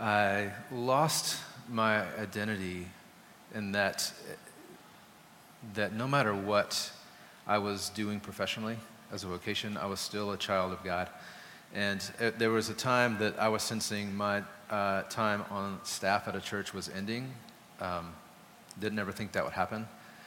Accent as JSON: {"language": "English", "country": "Germany", "tie": "born or raised there", "said": "I grew up in Germany for a while. My dad was in the Air Force"}